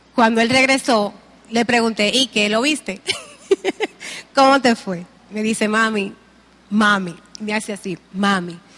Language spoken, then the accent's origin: Spanish; Dominican Republic; nos sentimos como dominicanos